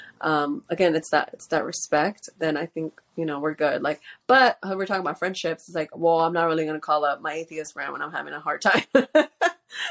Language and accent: English; Houston, Texas, United States; I'm from Houston, Texas